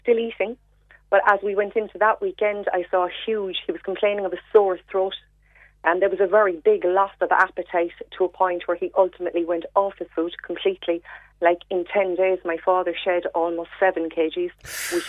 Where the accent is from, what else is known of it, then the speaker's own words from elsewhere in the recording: North Cork, Munster, Ireland; we're from North Cork originally